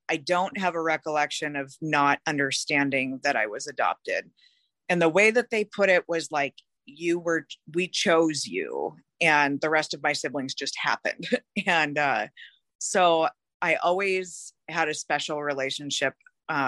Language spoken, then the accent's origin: English; Seattle, Washington, United States; I was born and raised in Seattle, Washington